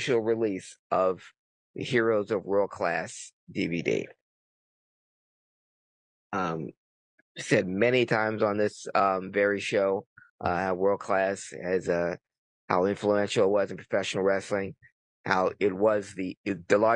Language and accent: English; Philadelphia, Pennsylvania, United States; growing up in Philly